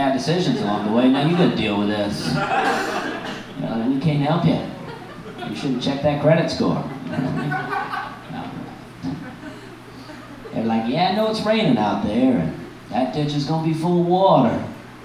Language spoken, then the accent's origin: English; Alabama, United States; moved away; I grew up in Alabama. That's where I'm from, Alabama